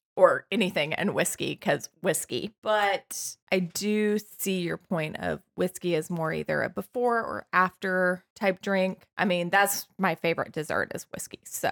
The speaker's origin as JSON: {"language": "English", "town": "Butte", "region": "Montana", "country": "United States", "said": "I'm from Butte, Montana."}